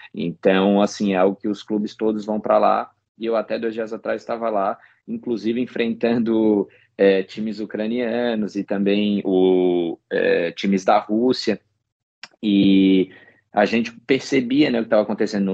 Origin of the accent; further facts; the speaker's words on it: Santa Catarina, Brazil; moved away as an adult; eu sou catarinense